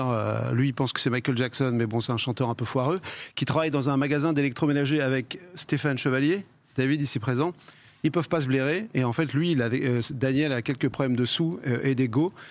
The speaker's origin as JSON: {"language": "French", "area": "Yvelines", "region": "Île-de-France", "country": "France", "said": "Nous, on vient des Yvelines et lui aussi."}